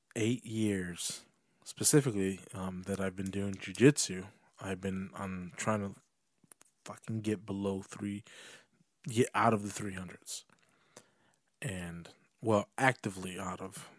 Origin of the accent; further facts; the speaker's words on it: United States; I'm American